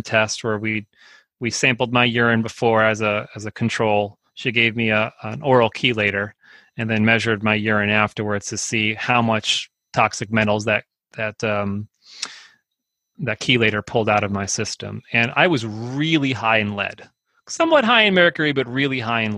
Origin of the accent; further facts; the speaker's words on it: Northeast New Jersey, United States; moved away; I grew up in Northeast New Jersey